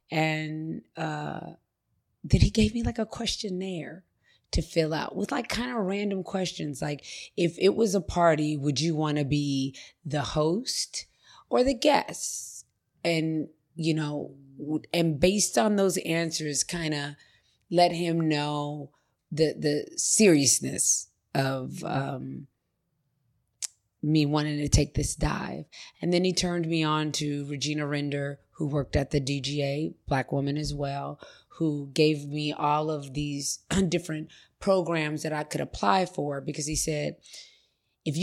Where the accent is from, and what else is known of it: Los Angeles, California, United States; born or raised there